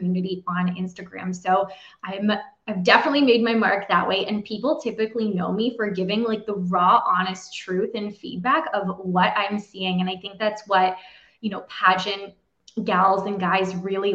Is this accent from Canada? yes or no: yes; Canada; I'm officially from Canada